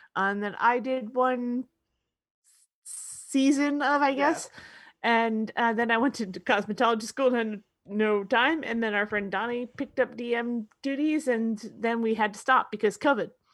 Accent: United States; I'm an American

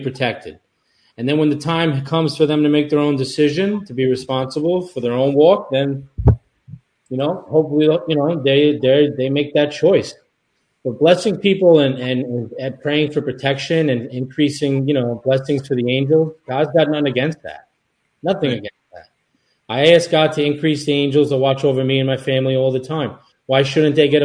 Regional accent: Long Island, New York, United States; also born or lived in Europe; we grew up Long Island Italian

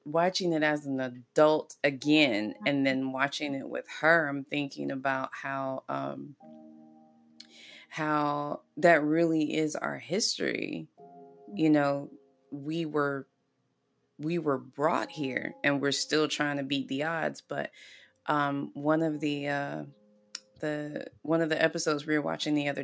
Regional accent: the South, United States; moved away; growing up in the South

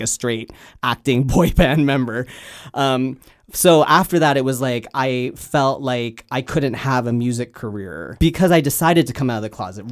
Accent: Canada; now in Los Angeles, United States; I am Canadian. I just don't live there anymore

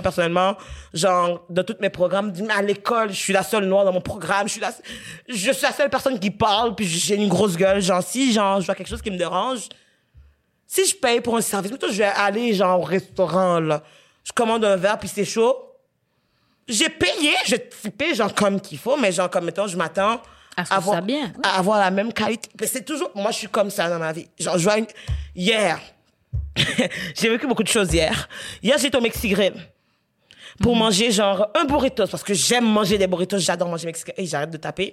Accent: Quebec, Canada; on est québécois, même si on n'est pas blanc.

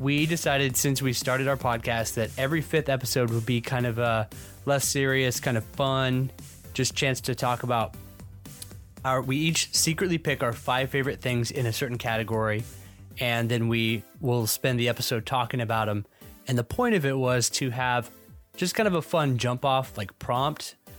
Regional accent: Georgia, United States; moved away as an adult; now in Florida, United States; Now, this is not my native state. I'm from Georgia originally. And so I moved to the Sunshine State in twenty thirteen

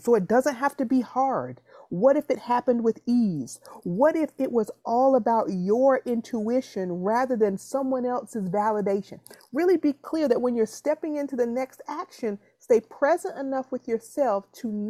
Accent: the South, United States; I'm from the South

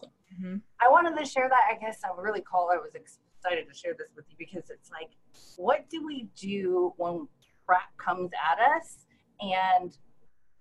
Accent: Honolulu, Hawaii, United States; also born or lived in Seattle, Washington; now in San Diego, United States; I'm actually originally from Honolulu, Hawaii

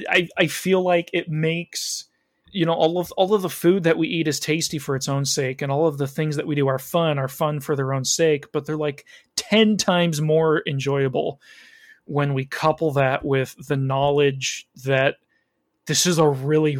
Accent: Chicago, Illinois, United States; I was born in the Chicago area

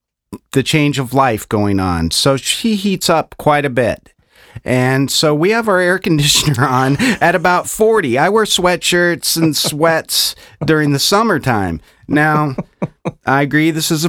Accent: Inglewood, California, United States; born there; Yeah, I was born in Inglewood, California.

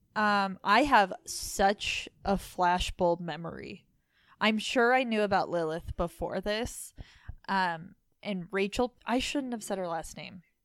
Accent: Layton, Utah, United States; I was born in Layton

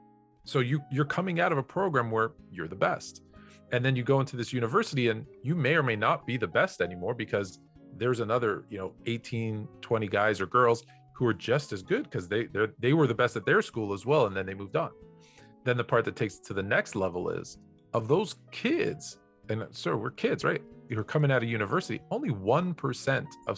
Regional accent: Toronto, Ontario, Canada; now in Los Angeles, United States; I grew up in Toronto in Canada

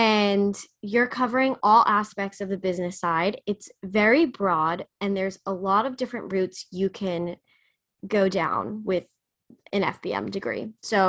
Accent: New Jersey, United States; now in New York, United States; New Jersey. So when I actually did Summer Live, I commuted back and forth into the city.

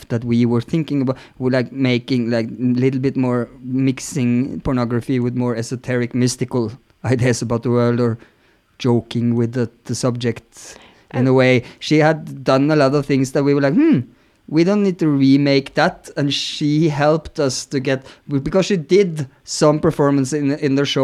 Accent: Norway; moved away as an adult; also born or lived in Berlin; growing up in Norway

